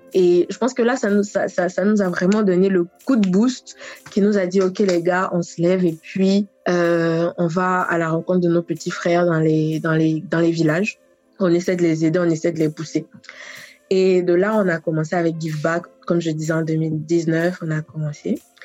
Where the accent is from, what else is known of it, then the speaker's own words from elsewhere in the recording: Côte d’Ivoire; also born or lived in Paris, France; je suis ivoirienne